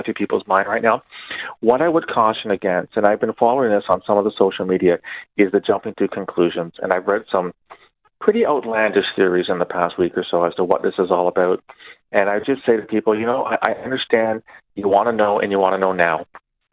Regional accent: Canada; As a Canadian

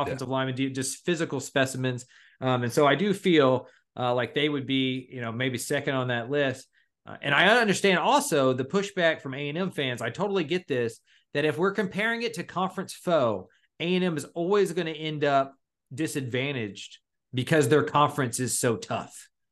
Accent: Austin, Texas, United States; I'm from Austin. I grew up around the Longhorns

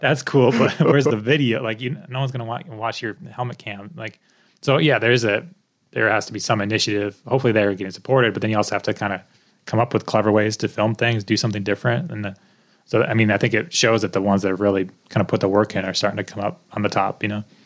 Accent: United States; also born or lived in Connecticut / Colorado; I'm American

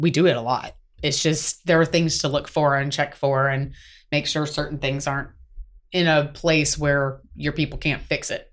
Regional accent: South Carolina, United States; now in Atlanta, United States; I'm from South Carolina

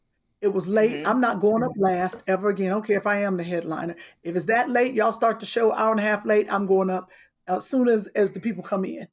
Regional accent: Cleveland, Ohio, United States; moved away; Cleveland Improv, and get your tickets. I'm very excited. That's my hometown.

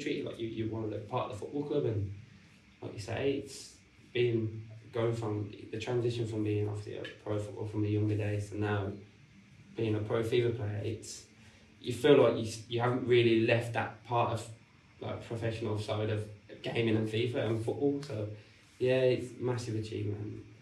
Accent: Birmingham, West Midlands, United Kingdom; Stourbridge, which is located in Birmingham, where it's obviously my hometown.

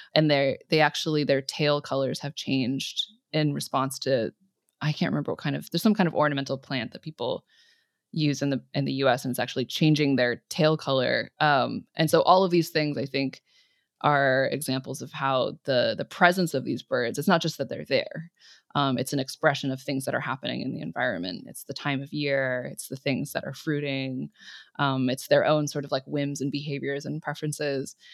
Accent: California, United States; growing up in California

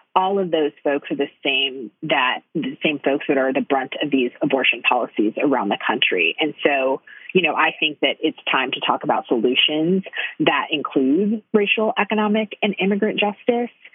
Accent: Detroit, Michigan, United States; I grew up in Detroit

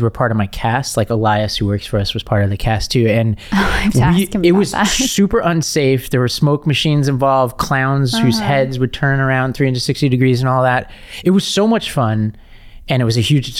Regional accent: New York City, New York, United States; where I grew up in Staten Island

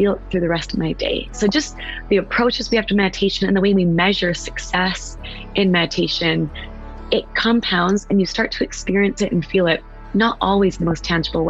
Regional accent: West Coast, United States; now in East Coast, United States; I'm from the West Coast, but I live on the East Coast

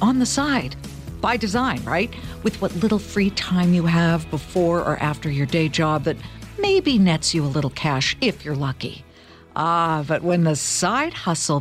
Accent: California, United States; I'm from California

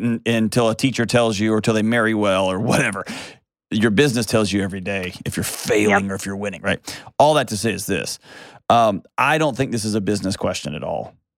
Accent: Houston, Texas, United States; now in Nashville, United States; I grew up in Houston, the Gulf

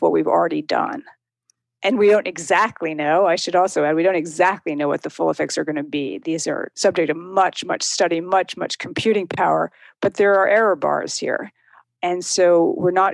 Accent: outside New York City, United States; also born or lived in Berkshires, Massachusetts; now in Williamstown, United States; I grew up outside New York City, but I live in the Berkshires and have for 25 years

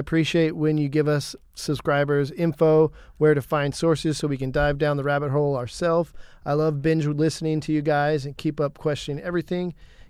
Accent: United States; I'm just an American.

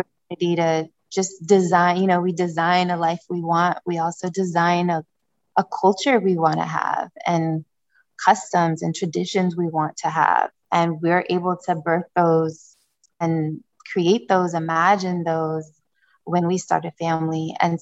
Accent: Niger; moved away; also born or lived in Democratic Republic of the Congo / Republic of the Congo; I was born in Democratic Republic of Congo, Central Africa. And my mother, who raised me loosely, but she was my primary parent, caretaker. She raised me as a single mother in Niger, West Africa

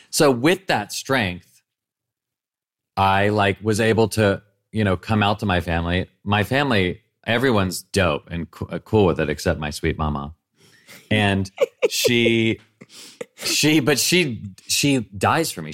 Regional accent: Nashville, Tennessee, United States; moved away; growing up in Nashville

